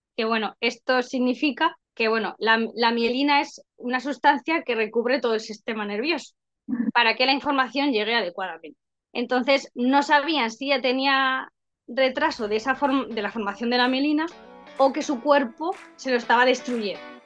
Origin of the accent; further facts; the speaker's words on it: Madrid, Community of Madrid, Spain; yo soy de Madrid